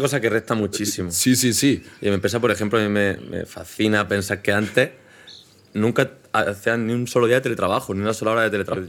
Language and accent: Spanish; Spain; now in Madrid, Spain; nosotros somos españoles, hablamos español